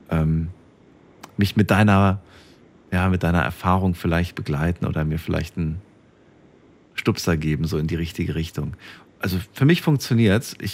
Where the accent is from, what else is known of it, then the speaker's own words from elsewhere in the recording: Bonn, North Rhine-Westphalia, Germany; Ja, ich komme aus Bonn.